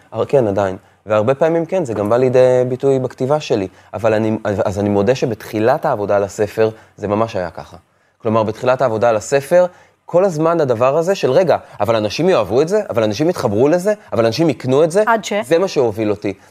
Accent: Afula, Northern District, Israel; now in Tel Aviv, Israel; כשאני עברתי מעפולה לתל אביב

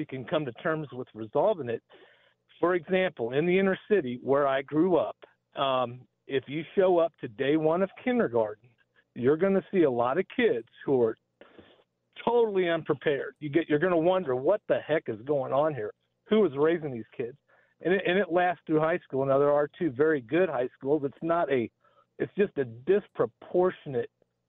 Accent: Kansas City, Missouri, United States; now in North Kansas City, United States; I grew up in Kansas City, Missouri, south of the river, a couple miles off Independence Avenue

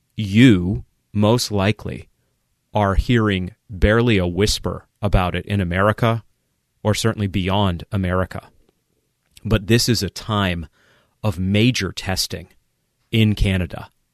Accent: Maine, United States; moved away; I vacationed a few times in Quebec growing up in Maine

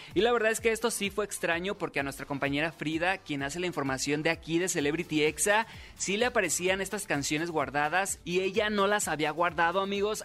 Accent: Sinaloa, Mexico; soy locutor sinaloense

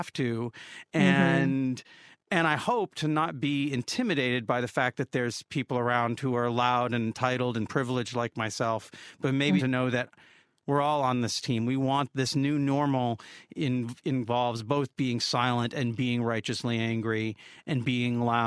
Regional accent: Olympia, Washington, United States; growing up in Olympia

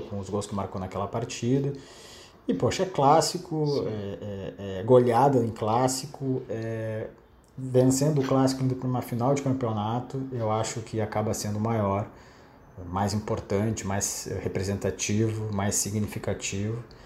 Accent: Porto Alegre, Rio Grande do Sul, Brazil; moved away as an adult; now in Rio de Janeiro, Brazil; Tava em casa, em Porto Alegre, pô. Pra quem não sabe, eu sou gaúcho, tô no Rio desde em 2014

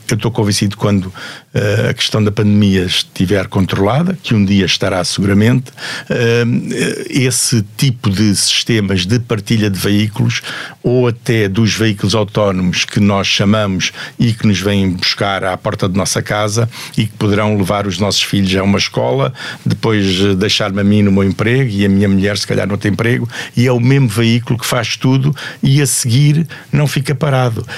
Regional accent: Portugal; sei como português

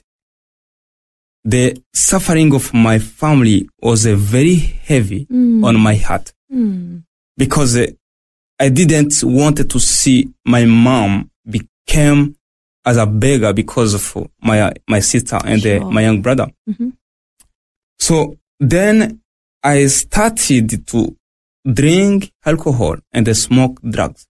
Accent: Burundi; moved away as an adult; also born or lived in Tanzania; now in Australia; I was born in Burundi, 1979.

